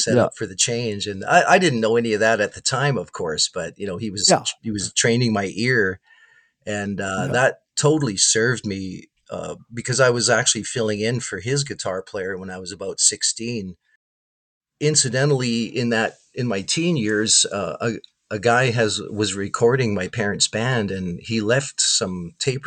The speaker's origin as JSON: {"language": "English", "town": "Winnipeg", "region": "Manitoba", "country": "Canada", "tie": "born or raised there", "said": "growing up in Winnipeg, you know, from 1983 on"}